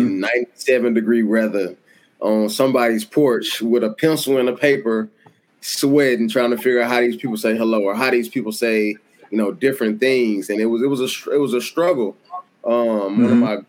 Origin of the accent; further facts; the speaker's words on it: the South, United States; like, oh, I'm just from the South. You know, I'm not really up on a lot of stuff. I grew up poor